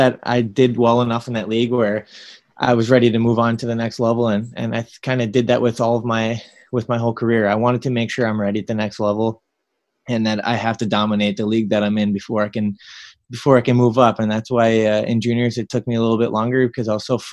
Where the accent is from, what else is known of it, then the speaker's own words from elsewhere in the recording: Minnesota, United States; when I was at Duluth, I'm playing in my home state